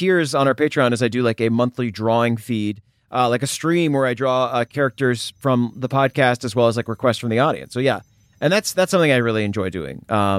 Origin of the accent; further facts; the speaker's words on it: Tennessee, United States; I'm from Tennessee originally, which is like a really, it's a humid state.